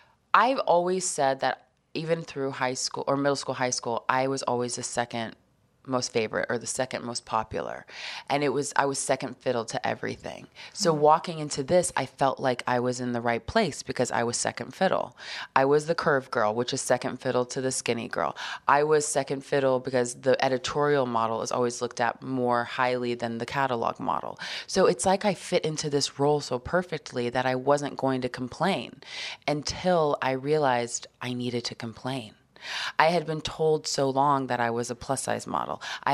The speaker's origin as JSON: {"language": "English", "region": "Nebraska", "country": "United States", "tie": "born or raised there", "also_born_or_lived": "Texas / Atlanta / Arkansas / New Hampshire", "said": "But growing up in Nebraska, I mean, I lived in Texas, Atlanta, Arkansas, New Hampshire, Nebraska. I went to high school in Nebraska."}